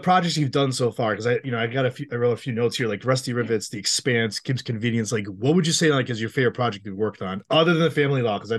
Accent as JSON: {"language": "English", "region": "Massachusetts", "country": "United States", "said": "I'm from Massachusetts."}